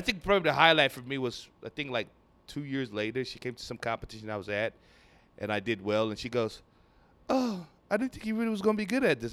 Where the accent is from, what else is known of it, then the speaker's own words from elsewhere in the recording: Lagos, Nigeria; now in Houston, United States; I grew up in Nigeria, from Nigeria